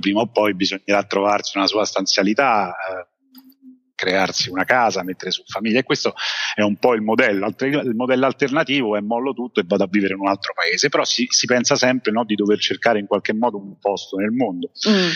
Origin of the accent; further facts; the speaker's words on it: Rome, Lazio, Italy; moved away as an adult; sono nato e cresciuto quindi di base a, a Roma